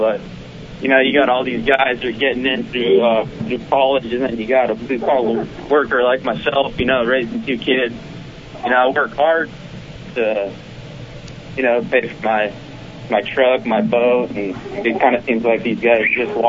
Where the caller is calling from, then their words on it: San Jose, California, United States; … from San Jose, California.